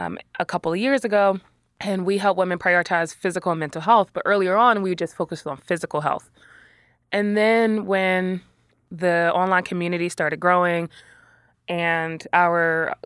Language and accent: English; Philadelphia, Pennsylvania, United States; I was a teenager growing up in West Philly again and wanted to hang out with as many friends and hang out late night.